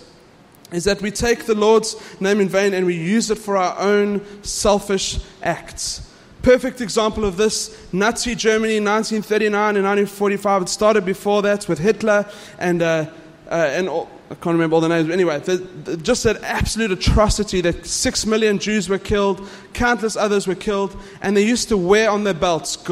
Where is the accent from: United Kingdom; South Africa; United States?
South Africa; I'm South African